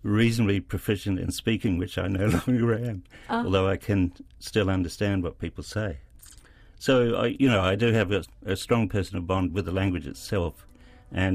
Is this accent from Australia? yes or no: yes; Australia; moved away as an adult; now in New Zealand; I grew up in Australia